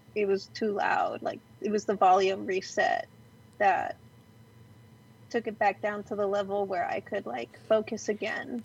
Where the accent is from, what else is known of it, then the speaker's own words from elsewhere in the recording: Glendale, California, United States; now in Los Angeles, United States; I was born in downtown or no Los Angeles proper, but raised in Glendale